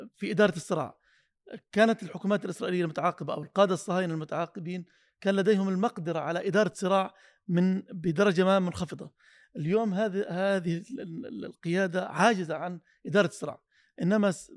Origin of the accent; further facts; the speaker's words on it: Palestine; اننا كفلسطينيين